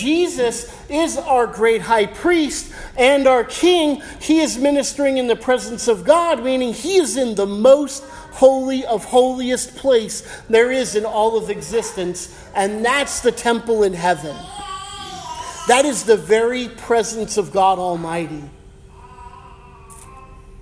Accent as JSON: {"language": "English", "country": "United States", "said": "I'm American."}